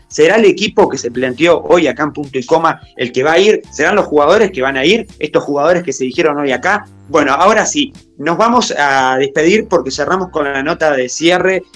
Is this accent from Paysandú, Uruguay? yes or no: yes; Paysandú, Uruguay; para los que somos de Paisandú, me incluyo porque soy de Paisandú